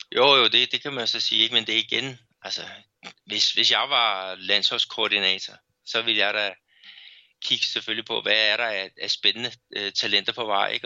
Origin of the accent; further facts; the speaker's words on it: Brazil; also born or lived in Belo Horizonte; som brasilianer